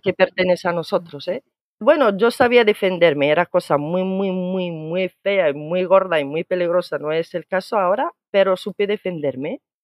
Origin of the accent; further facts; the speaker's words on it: Morocco; now in Spain; te digo marroquí